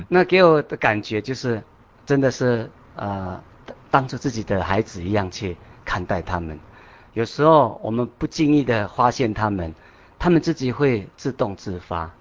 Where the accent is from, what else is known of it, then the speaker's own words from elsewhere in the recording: Taroko, Hualien County, Taiwan; moved away; 我是花莲的，呃，泰鲁阁那个地方